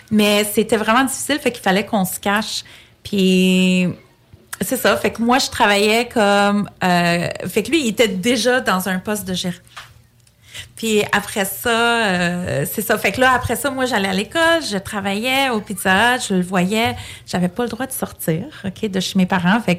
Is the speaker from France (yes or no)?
no; Quebec, Canada; born there; Je suis née au Québec, mais je suis d'origine grecque j'ai grandi vraiment dans une famille très, très, très traditionnelle, très grecque, old school.